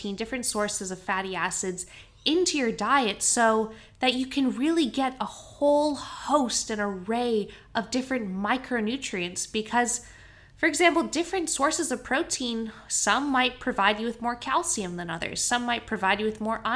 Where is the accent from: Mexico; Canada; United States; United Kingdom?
Canada; now in Australia; I grew up in Canada, and the grocery store that we shopped at was called Save On Foods